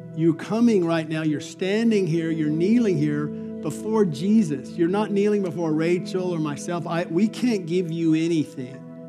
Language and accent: English; Albuquerque, New Mexico, United States; growing up in Albuquerque in the desert of New Mexico